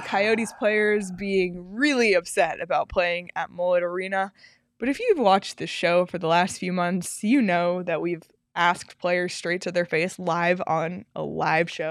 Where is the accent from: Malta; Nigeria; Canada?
Canada; Toronto, Ontario; I'm from Toronto